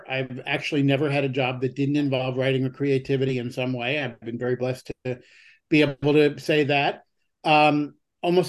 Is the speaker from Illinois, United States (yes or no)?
no; New York City, New York, United States; I grew up in Queens, New York